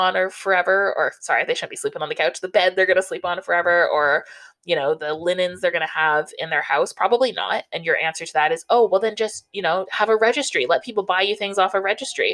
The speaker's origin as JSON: {"language": "English", "region": "Southern Ontario", "country": "Canada", "tie": "born or raised there", "said": "I grew up in Southern Ontario"}